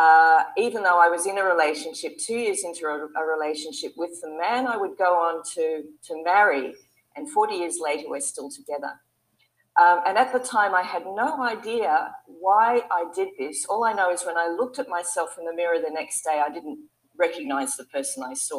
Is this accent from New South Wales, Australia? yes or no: yes; Sydney, New South Wales, Australia; We ran an advertising agency in Sydney, my hometown in Australia.